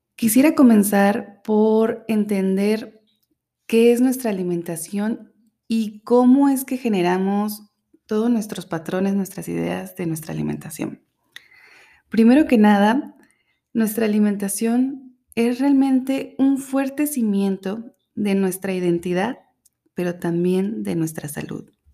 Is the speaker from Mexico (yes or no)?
yes; Mexico; moved away; Soy mexicana y he tenido la fortuna de vivir en distintos lugares